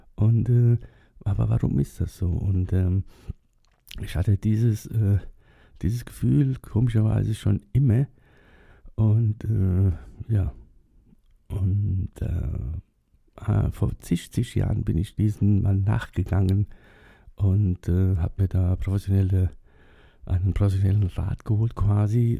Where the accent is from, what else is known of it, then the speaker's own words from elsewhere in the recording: Germany; die sind nach Deutschland ausgewandert. 1962 und da war ich zwei Jahre alt